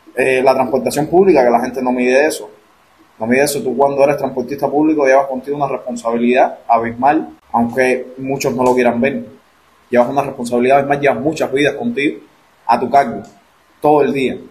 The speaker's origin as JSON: {"language": "Spanish", "country": "Cuba"}